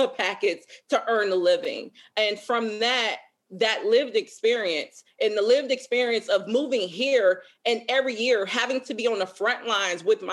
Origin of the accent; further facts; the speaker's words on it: Chicago, Illinois, United States; now in Minneapolis, United States; I grew up in Chicago, one of the most racially segregated cities in the country